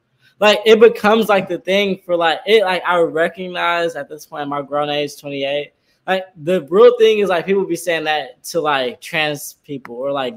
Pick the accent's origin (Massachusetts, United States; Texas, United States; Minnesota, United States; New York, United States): Texas, United States; San Antonio; moved away; I'm from San Antonio